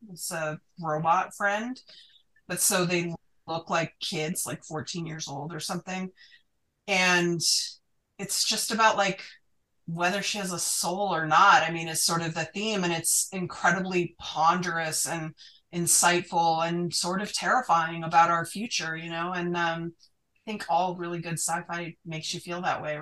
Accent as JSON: {"language": "English", "region": "Utah", "country": "United States", "tie": "born or raised there", "said": "I didn't grow up conservative, but I did grow up in Utah."}